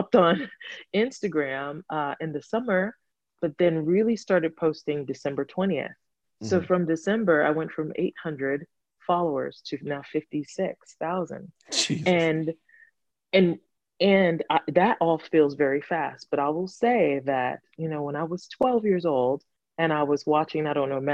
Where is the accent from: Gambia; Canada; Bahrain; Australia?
Gambia; moved away; also born or lived in Atlanta, Georgia, United States; I grew up in Gambia and as well as Atlanta, Georgia.